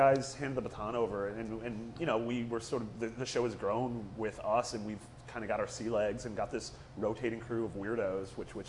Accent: Wisconsin, United States; now in San Francisco, United States; Growing up in Wisconsin

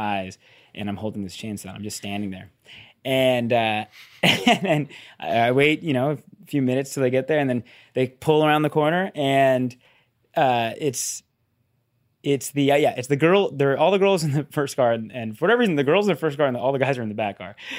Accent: between San Francisco and Sacramento, Northern California, United States; I grew up in Northern California

